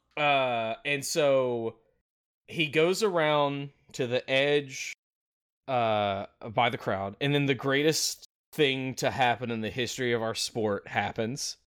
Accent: Memphis, Tennessee, United States; I'm from the Memphis area

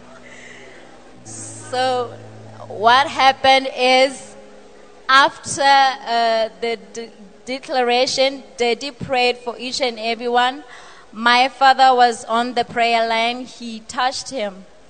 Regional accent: Botswana; I am from Botswana.

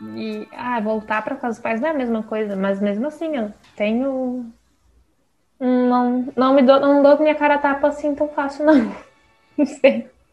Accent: Santa Catarina, Brazil; eu sou de Santa Catarina

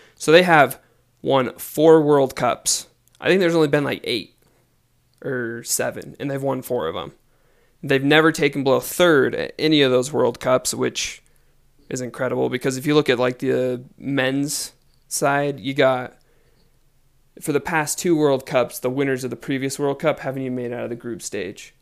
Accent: United States; I am from the United States

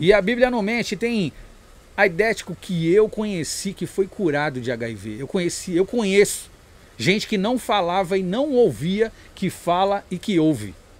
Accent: São Paulo, Brazil; eu nasci na Zona Sul, na Zona Sul. mas a, a, minha criação e vivência, eu passei 12, 11 anos na Pompeia, né? É, e depois o resto foi na Zona Norte

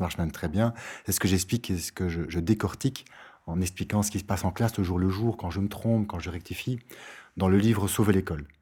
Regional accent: Brussels, Brussels-Capital Region, Belgium; comme on dit chez nous à Bruxelles

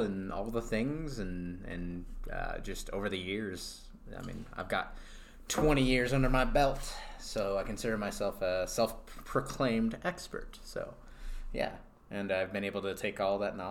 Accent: on the border of New York, Massachusetts, United States; now in Denver, United States; on the border of New York and Massachusetts, and my family was Yankees fans

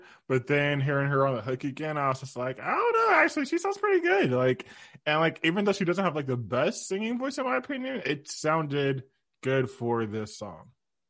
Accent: Sacramento, California, United States; with me and Alan, we're from Sac in the Bay

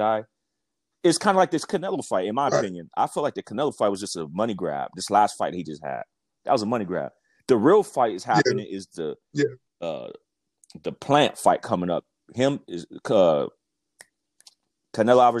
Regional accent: Las Vegas, Nevada, United States; moved away; I'm from Las Vegas, born and raised.

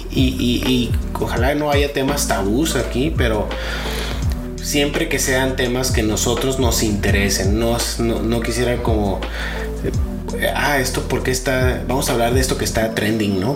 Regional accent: Sonora, Mexico; also born or lived in Jalisco; now in Monterrey, Mexico; Yo nací en, Jalisco, pero me crié realmente en Sonora. A los seis años me fui a Sonora.

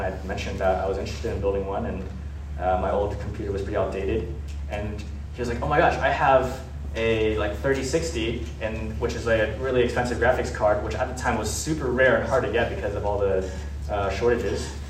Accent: United States; we were born in America

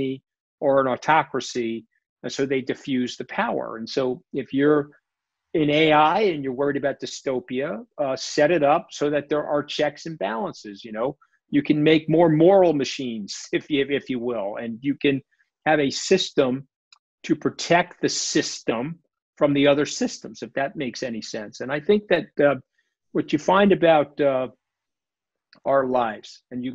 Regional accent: New York, United States; I'm a New Yorker and I grew up in a blue collar area.

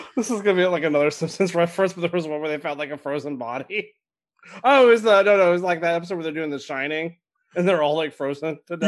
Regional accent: Eastern Washington, United States; I grew up in Washington State, but I grew up in Eastern Washington

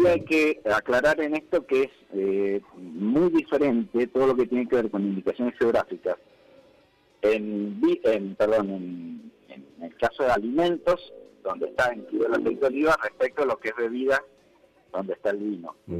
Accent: Argentina; como argentino

